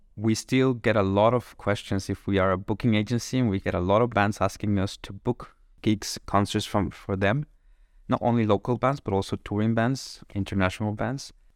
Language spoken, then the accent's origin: English; Monterrey, Nuevo León, Mexico; moved away as an adult; now in Kraków, Poland